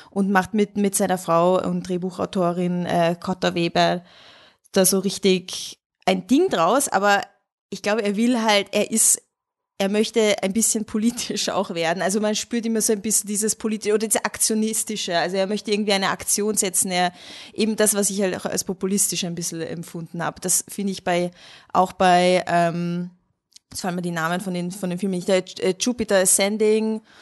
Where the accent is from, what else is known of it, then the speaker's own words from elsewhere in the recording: Hungary; als Ungarin muss ich natürlich hinter meinem Brudi stehen